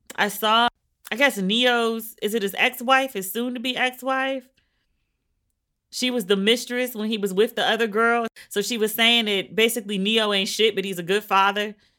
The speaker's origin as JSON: {"language": "English", "country": "United States", "said": "I'm American, our pool smell like, you know, chlorine and bleach."}